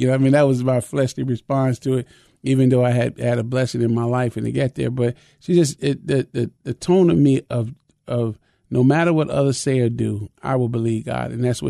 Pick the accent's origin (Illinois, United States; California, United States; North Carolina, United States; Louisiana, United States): Illinois, United States; Chicago; I was raised in Chicago